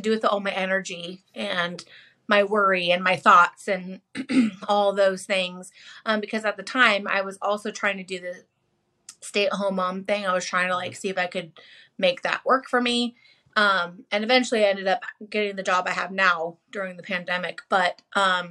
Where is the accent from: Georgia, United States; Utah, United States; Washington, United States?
Washington, United States; also born or lived in Stockton, California; I'm born and raised in Washington